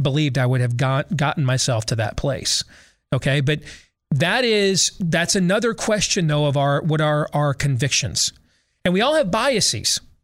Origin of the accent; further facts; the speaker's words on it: United States; I'm an American